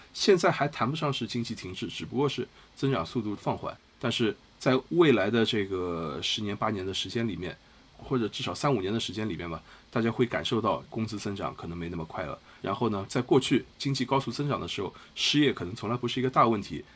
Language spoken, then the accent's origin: Chinese; China; 我们中国人，尤其是年轻人